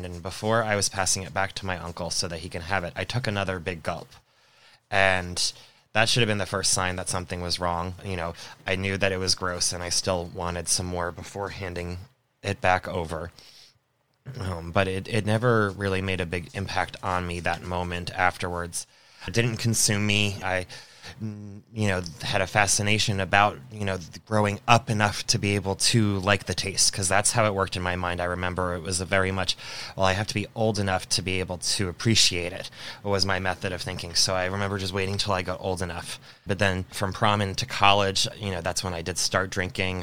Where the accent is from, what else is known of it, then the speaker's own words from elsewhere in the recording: Long Island, New York, United States; now in Florida, United States; I am originally from Long Island